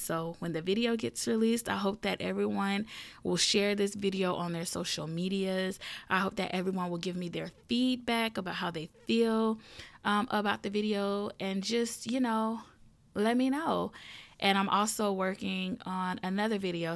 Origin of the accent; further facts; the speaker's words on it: the South, United States; I am a Southern girl and I am from the South. Um, born and raised, still here